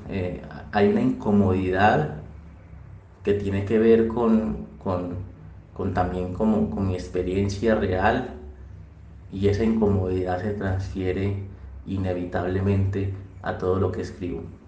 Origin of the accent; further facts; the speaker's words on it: Chigorodó, Antioquia, Colombia; moved away as an adult; now in Medellín, Colombia; Desde que me vine a vivir de Chigorodó, que fue un lugar también donde pasé una gran parte de mi vida, yo pasé, pues eh, crecí allá, estudié allá todo, toda la primaria, toda la secundaria